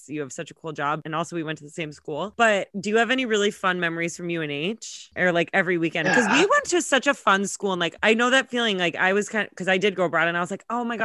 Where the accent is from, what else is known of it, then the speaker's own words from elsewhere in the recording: Massachusetts, United States; I'm from Massachusetts